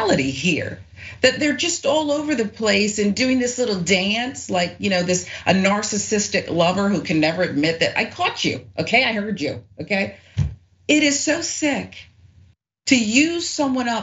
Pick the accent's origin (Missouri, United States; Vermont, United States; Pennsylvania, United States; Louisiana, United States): Pennsylvania, United States; right outside of Philly; I grew up right outside of Philly, so Eagles